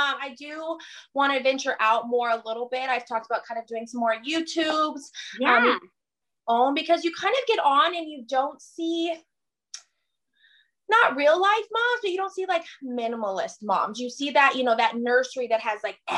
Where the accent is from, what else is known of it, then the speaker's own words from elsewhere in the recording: New Mexico, United States; also born or lived in Mesa, Arizona; now in Denton, United States; I grew up in New Mexico.